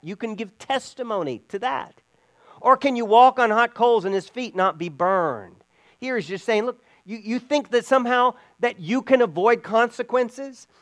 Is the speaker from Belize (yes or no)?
yes; Belize; moved away; where I grew up in Belize